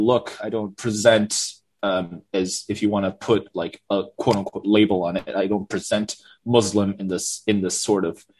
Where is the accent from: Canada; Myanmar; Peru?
Myanmar; Yangon, Yangon Region; moved away as an adult; Yeah, so I was born and raised in Yangon, in Sanchon, basically. I lived there like my entire life until I was 18, and then I had applied to go to the United States for my undergraduate study.